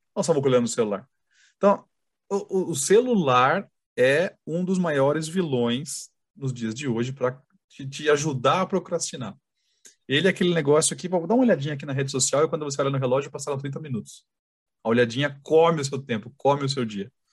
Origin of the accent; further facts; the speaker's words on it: Sorocaba, São Paulo, Brazil; a gente é de Sorocaba